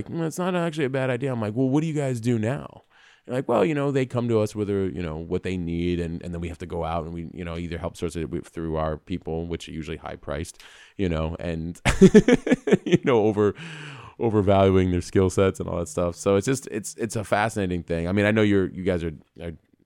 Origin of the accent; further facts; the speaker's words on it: New York, United States; moved away; I'm from New York